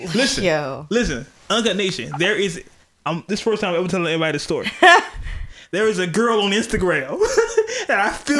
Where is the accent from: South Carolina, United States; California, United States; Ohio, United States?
California, United States; I'm from California